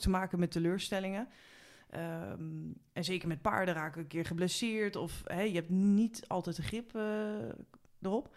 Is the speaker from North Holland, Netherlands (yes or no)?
yes; Haarlem, North Holland, Netherlands; ik kom oorspronkelijk uit Haarlem